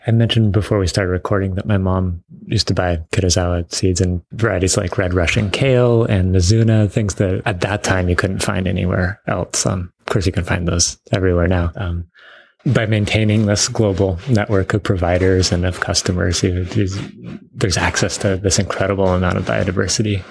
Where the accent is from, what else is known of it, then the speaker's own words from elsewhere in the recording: Bainbridge Island, Washington, United States; I grew up on Bainbridge Island